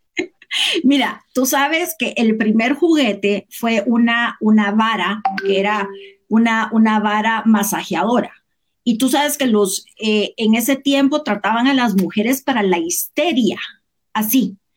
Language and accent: Spanish; Guatemala; moved away as an adult; also born or lived in United States; yo nací aquí, me fui, estudié aquí, me fui de Guatemala un tiempo